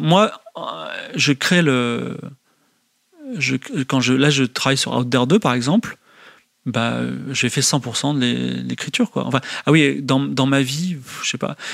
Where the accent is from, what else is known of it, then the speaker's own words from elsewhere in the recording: France; je suis français.